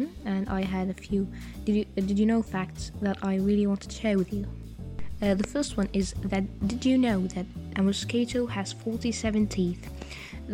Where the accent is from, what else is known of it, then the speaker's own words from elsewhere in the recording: Egypt; I'm from Egypt.